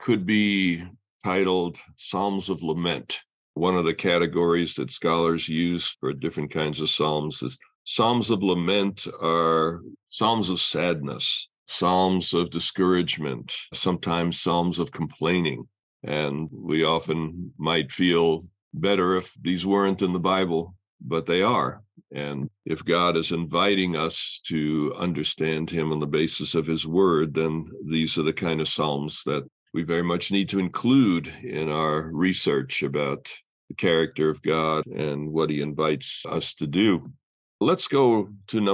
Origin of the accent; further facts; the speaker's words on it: New York City, New York, United States; growing up in New York City